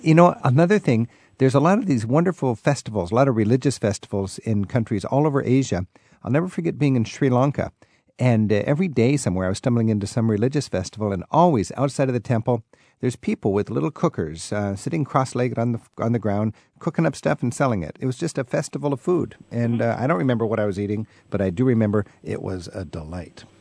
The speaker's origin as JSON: {"language": "English", "area": "the Northwest", "region": "Pacific Northwest", "country": "United States", "said": "I'm from the Northwest"}